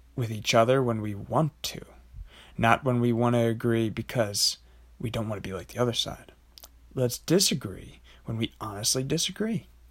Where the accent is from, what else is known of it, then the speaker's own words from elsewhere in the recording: United States; as an American